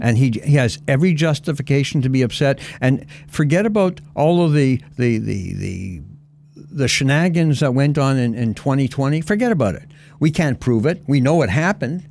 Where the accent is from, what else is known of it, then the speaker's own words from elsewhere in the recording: Canada; also born or lived in Texas; my wife and I are Cana-, well, you know, we're Canadians